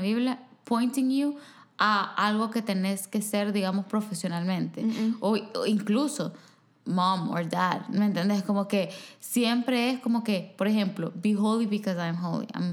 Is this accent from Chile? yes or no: no; El Salvador; moved away; en mi país hay quizás dos universidades que ofrecen una carrera